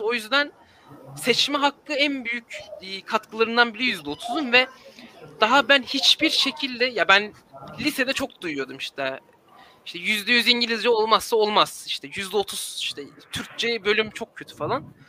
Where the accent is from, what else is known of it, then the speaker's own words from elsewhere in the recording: Istanbul, Turkey; aile evinde kalıyorum şu an İstanbul'da. Yani buranın yerlisiyim e, doğduğumdan beri.